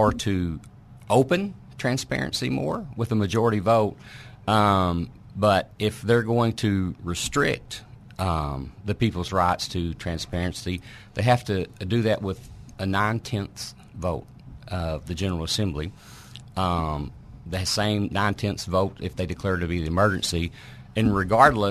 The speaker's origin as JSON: {"language": "English", "town": "Newport", "region": "Arkansas", "country": "United States", "tie": "born or raised there", "said": "I grew up in Newport"}